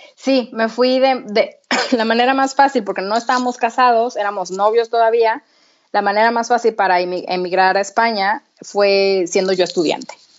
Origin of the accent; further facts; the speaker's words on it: Torreón, Coahuila, Mexico; moved away as an adult; also born or lived in United States / Madrid, Spain; now in Copenhagen, Denmark; yo soy de Torreón, entonces yo estudié comunicación en Torreón